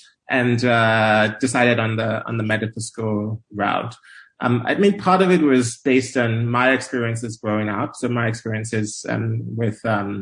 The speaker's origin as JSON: {"language": "English", "country": "Nigeria", "tie": "born or raised there", "moved": "as an adult", "lives_now": "United States", "said": "I'm originally Nigerian. I grew up in Nigeria. And I moved to the U.S. For college"}